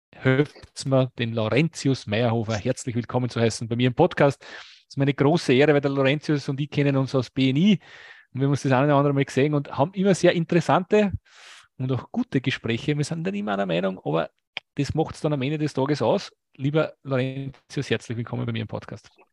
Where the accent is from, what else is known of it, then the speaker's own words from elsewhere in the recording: Lower Austria, Austria; aus meinem Heimatbundesland, aus Niederösterreich